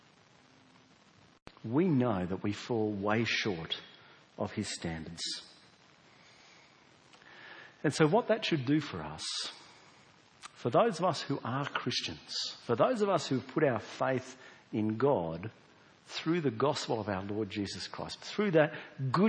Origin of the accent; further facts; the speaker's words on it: South Australia, Australia; we're South Australian, we don't have convicts here